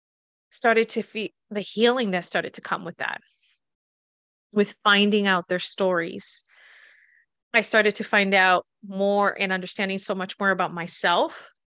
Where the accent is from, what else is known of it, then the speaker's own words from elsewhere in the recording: Massachusetts, United States; also born or lived in Puerto Rico; I was born in Puerto Rico, and we moved here to Massachusetts when I was 8. Then I was always back and forth.